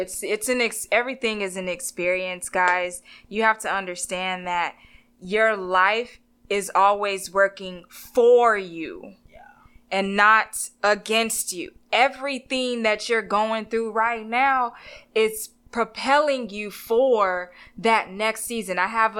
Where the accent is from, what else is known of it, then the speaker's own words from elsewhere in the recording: Texas, United States; I'm from Texas.